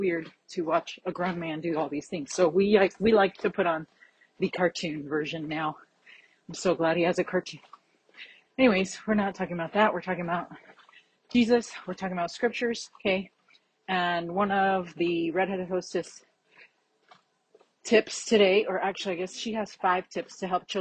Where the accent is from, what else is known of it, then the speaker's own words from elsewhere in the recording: Florida, United States; I grew up in Florida